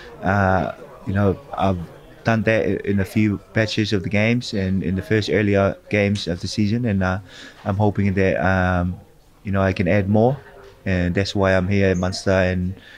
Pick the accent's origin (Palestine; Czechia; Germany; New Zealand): New Zealand; also born or lived in Tonga; as Kiwi as well